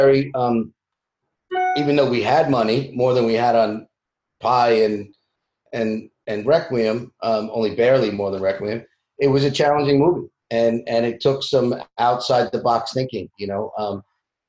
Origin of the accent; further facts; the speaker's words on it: Bellmore, New York, United States; growing up in Belmore, Long Island